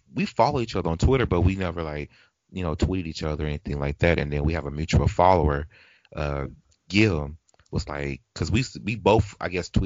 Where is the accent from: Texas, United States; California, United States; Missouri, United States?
Texas, United States; Dallas; I'm from Dallas